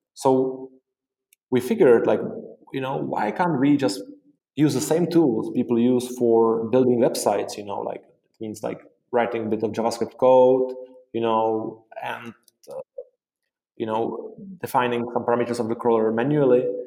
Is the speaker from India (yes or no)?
no; Prague, Czechia; also born or lived in Dublin, Ireland; I am from Prague, the Czech Republic